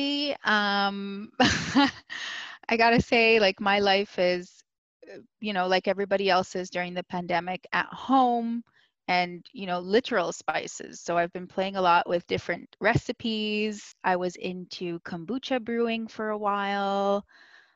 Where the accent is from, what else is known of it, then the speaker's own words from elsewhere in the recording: Toronto, Ontario, Canada; moved away as an adult; also born or lived in Dominican Republic / Washington, D.C.; now in Spain; I was born in the Dominican Republic, and then my family moved to Washington, D.C., actually. So before we immigrated to Canada, I did junior kindergarten in the D.C. area. And then my mom decided to move up